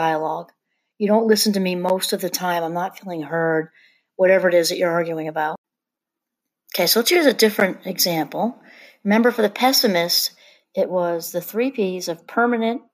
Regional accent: New York area, United States; moved away; I'm originally from the New York area

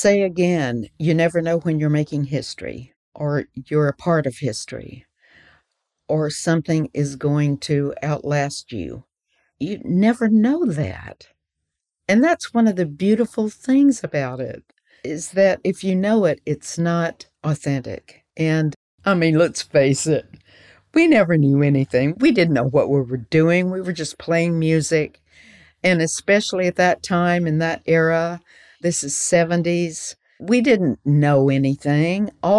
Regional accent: the South, United States; I was raised in the South, and I knew the language, and I knew the music.

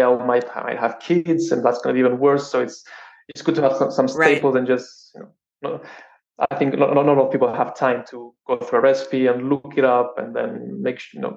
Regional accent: Cyprus; I grew up in Cyprus

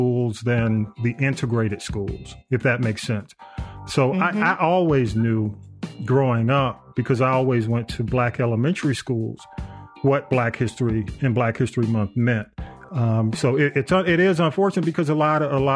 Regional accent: Atlanta, Georgia, United States; I grew up in Atlanta, in the Atlanta public school system

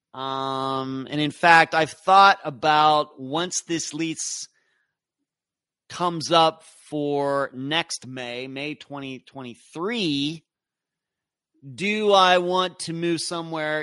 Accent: Western Pennsylvania, United States; growing up in Western Pennsylvania.

